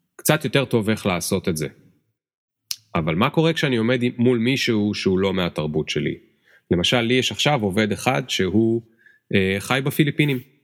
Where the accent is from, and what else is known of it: Israel